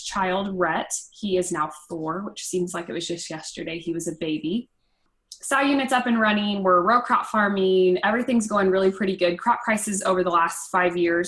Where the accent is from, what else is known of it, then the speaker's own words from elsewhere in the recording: Vandalia, Missouri, United States; I'm from Vandalia, Missouri